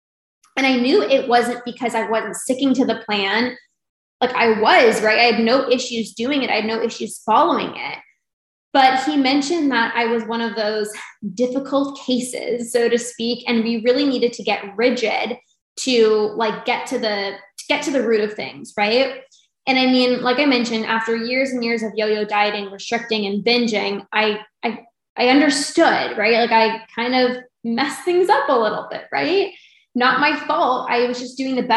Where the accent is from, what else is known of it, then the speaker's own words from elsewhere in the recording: Canada; I'm from Canada